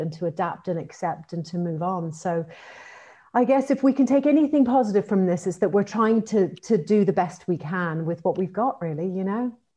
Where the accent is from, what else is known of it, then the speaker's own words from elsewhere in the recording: Ireland; now in London, United Kingdom; I am Irish, uh, by by trade. And, uh, and I suppose, you know, I've, I've been here for a very long time.